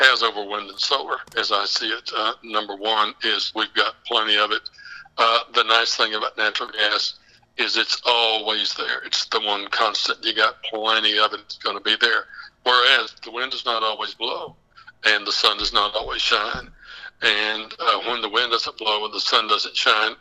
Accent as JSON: {"language": "English", "region": "West Texas", "country": "United States", "said": "I'm actually from the Permian Basin. I'm from West Texas"}